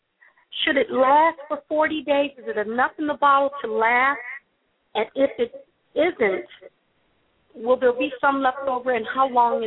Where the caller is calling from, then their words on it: Philadelphia, Pennsylvania, United States; I'm calling from Philadelphia.